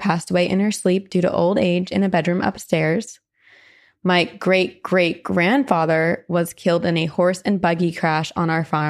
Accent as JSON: {"language": "English", "region": "Iowa", "country": "United States", "tie": "born or raised there", "said": "I currently reside in Southeast Iowa, but I was born and raised in Northeast Iowa. I grew up on a century farm that was handed down through generations on my dad's side."}